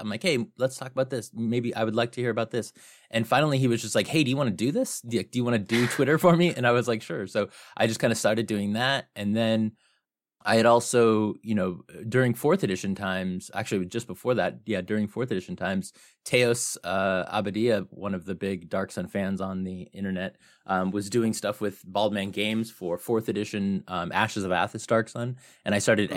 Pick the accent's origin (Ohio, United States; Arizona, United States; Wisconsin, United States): Arizona, United States; Phoenix; I'm from Phoenix, Arizona